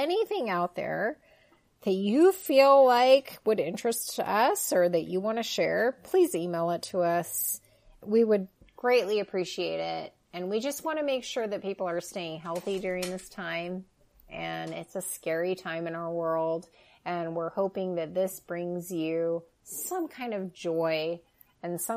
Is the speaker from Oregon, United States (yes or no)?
yes; Oregon, United States; I'm born and raised in Oregon.